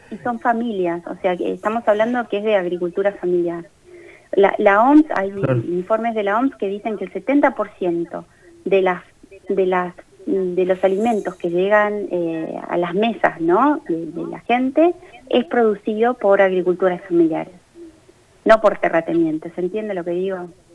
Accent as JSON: {"language": "Spanish", "country": "Argentina"}